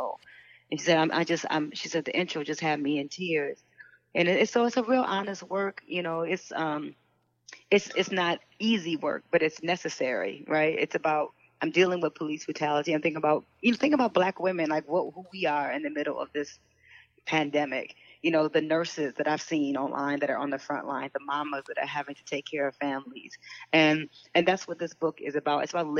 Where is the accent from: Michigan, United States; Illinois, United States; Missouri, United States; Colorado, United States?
Michigan, United States; Detroit; when I grew up in Detroit, the one thing my mother gave me was books.